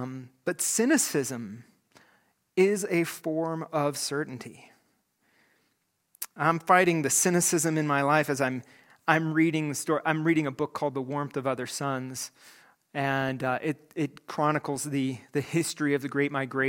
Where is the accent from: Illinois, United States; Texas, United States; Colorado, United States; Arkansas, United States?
Colorado, United States; Greeley; these high school friends of mine from my youth group growing up in Greeley, Colorado.